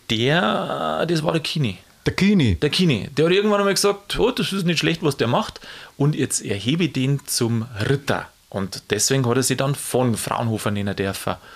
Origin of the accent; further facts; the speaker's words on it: Bavaria, Germany; und ich komme ja auch aus Niederbayern und wenn da ein berühmter Mensch herkommt, dann freue ich mich natürlich.